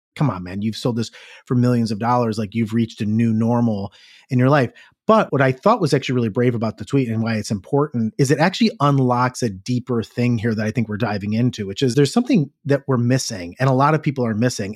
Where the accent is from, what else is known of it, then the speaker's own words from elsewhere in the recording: Cleveland, Ohio, United States; Growing up in Cleveland, it's like, am I ten minutes from the factory